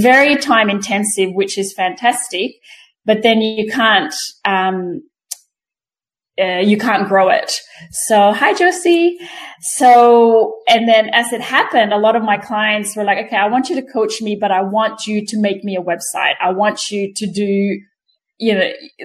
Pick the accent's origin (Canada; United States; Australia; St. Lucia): Australia; also born or lived in Quezon City, Philippines; I live in Canberra in Australia. I was born in Manila in Quezon City. So I was 10 when we migrated. That was 1991. So I pretty much grew up here.